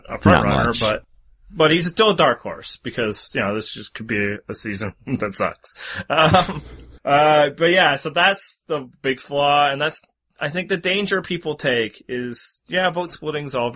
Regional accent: Canada; I'm Canadian

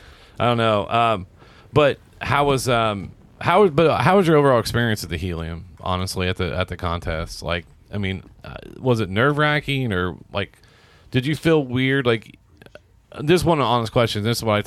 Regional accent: Seymour, Indiana, United States; I did a lot growing up. Hell yeah. Because I was from Jackson County.

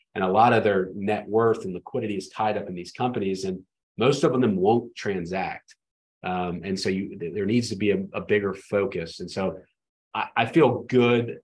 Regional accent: Atlanta, Georgia, United States; I grew up in Atlanta

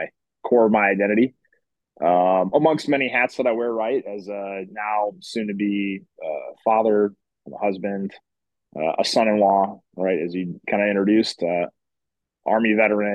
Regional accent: Springfield, Illinois, United States; So I grew up in Central Illinois, Springfield.

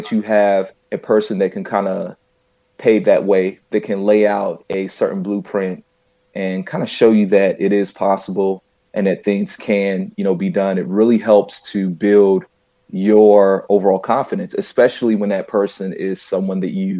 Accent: Charlotte, North Carolina, United States; I am originally from Charlotte, North Carolina

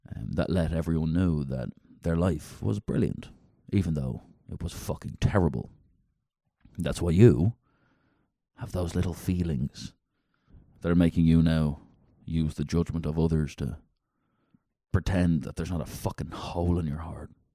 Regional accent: Dublin, Leinster, Ireland; now in United Kingdom; I'm a city guy. I'm from Dublin, Ireland

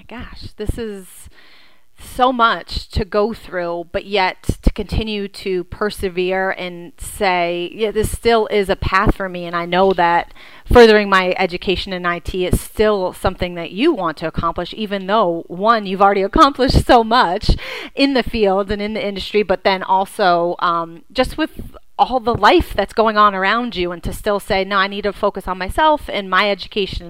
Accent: Leominster, Massachusetts, United States; I'm from Leominster

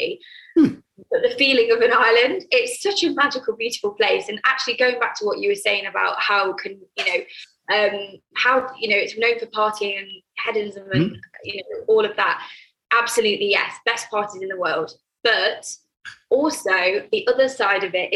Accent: United Kingdom; moved away as an adult; now in Ibiza, Spain; I'm British. So I have a network in the UK

